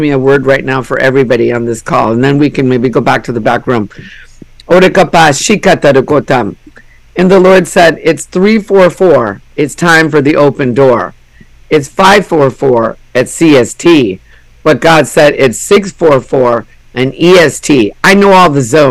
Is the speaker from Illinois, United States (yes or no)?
no; Minnesota, United States; I'm from Minnesota, where we, you know, 10,000 lakes